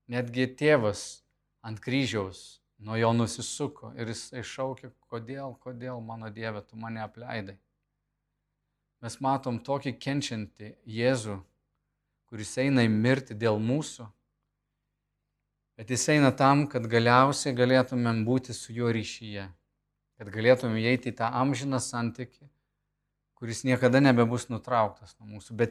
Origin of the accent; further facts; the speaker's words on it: Lithuania; aš esu iš Lietuvos, iš buvusios Tarybų sąjungos